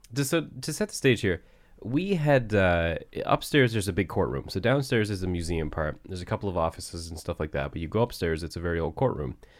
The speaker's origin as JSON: {"language": "English", "town": "Barrington", "region": "Nova Scotia", "country": "Canada", "tie": "born or raised there", "said": "we're actually specifically in Riverhead, which is, uh, literally where I grew up"}